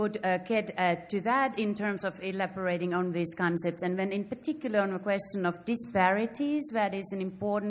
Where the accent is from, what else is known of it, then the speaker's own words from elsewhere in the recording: Finland; now in Baltimore, United States; I'm from Finland and from Baltimore.